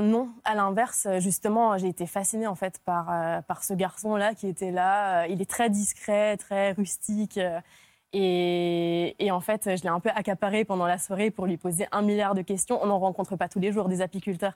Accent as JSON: {"language": "French", "town": "Nantes", "region": "Pays de la Loire", "country": "France", "tie": "born or raised there", "also_born_or_lived": "Hungary / Lille / Paris / south of France", "said": "J'ai grandi en Hongrie et quand je suis arrivée en France, j'avais 9 ans et j'ai grandi, j'ai continué de grandir du coup à Nantes"}